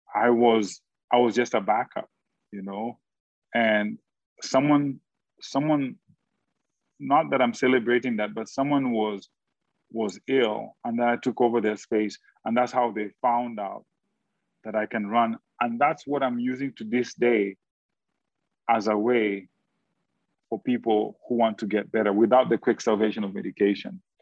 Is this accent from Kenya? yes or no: yes; Kenya; now in United States; being a Kenyan